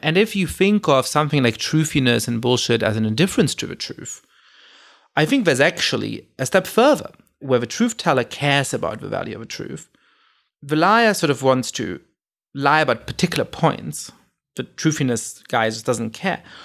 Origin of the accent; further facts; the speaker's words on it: Germany; moved away; I grew up in Germany.